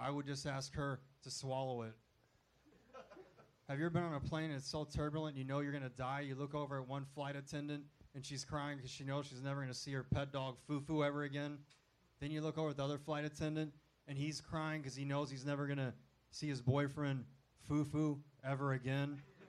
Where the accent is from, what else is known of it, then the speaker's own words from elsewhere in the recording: the South, United States; moved away; growing up in the South